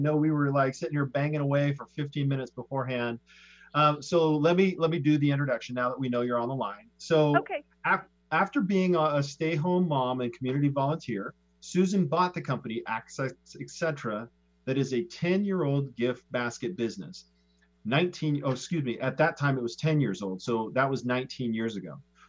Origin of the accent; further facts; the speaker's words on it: Sammamish, Washington, United States; Sammamish, which is my hometown.